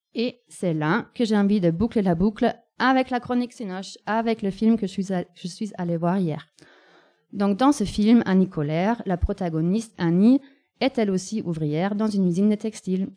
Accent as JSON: {"language": "French", "country": "Germany", "tie": "born or raised there", "moved": "yes", "lives_now": "France", "said": "la capitale de mon pays natal"}